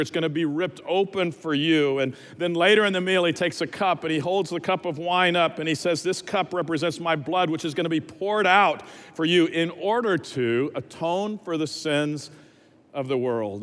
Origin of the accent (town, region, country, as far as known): Dallas, Texas, United States; also born or lived in Lubbock, Texas